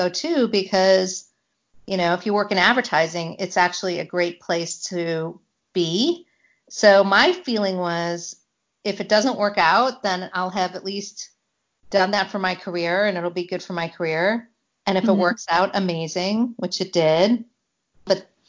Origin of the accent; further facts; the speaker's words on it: Chicago, Illinois, United States; moved away as an adult; now in New York, United States; I really am a New Yorker, having lived in New York for 25 years, but I grew up in Chicago.